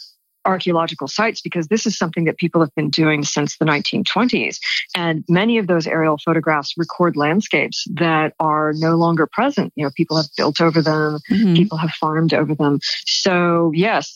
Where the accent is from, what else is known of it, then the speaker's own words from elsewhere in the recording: California, United States; moved away; I'm originally from California and I live in Los Angeles now. So I'm back in my ancestral homeland